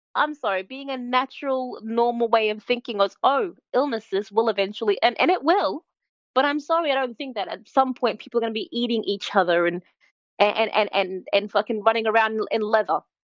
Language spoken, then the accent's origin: English; Australia; I'm Australian